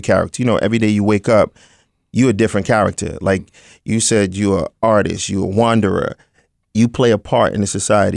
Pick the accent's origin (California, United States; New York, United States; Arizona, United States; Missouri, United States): New York, United States; New York City; I was born in Brooklyn, born, bred, and broken